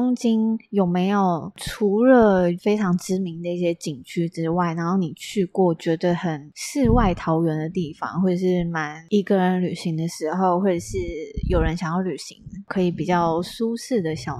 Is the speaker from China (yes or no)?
no; Taiwan; 但是等于又和我们台湾人不同。